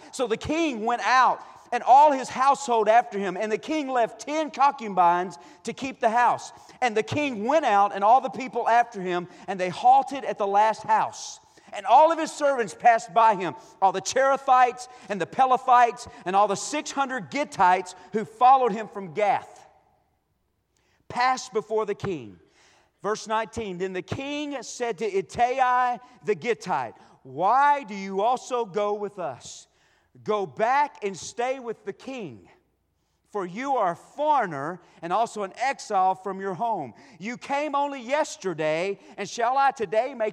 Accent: Rusk, Texas, United States; moved away; I am from Rusk, Texas.

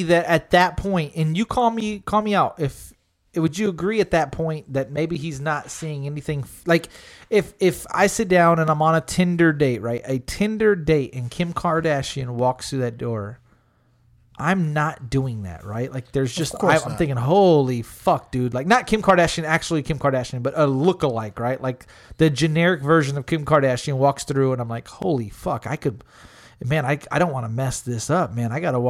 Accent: Smithville, Texas, United States; also born or lived in San Antonio; I'm born in San Antonio, raised in Smithville, moved back to San Antonio...

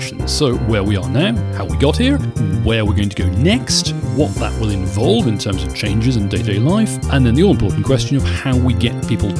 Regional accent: the Northeast, North East England, United Kingdom; I grew up in the Northeast. My various members of my family were miners.

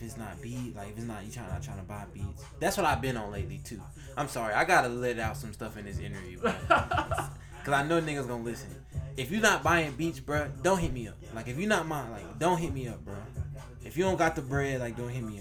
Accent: Rock Hill, South Carolina, United States; I'm from Rock Hill

